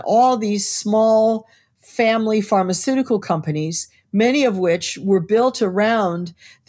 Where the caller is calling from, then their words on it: New York City, New York, United States; New York City, the epicenter.